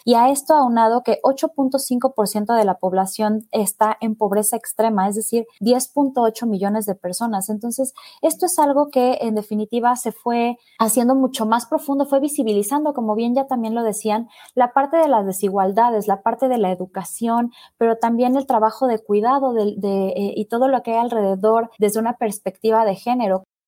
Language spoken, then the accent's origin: Spanish; Mexico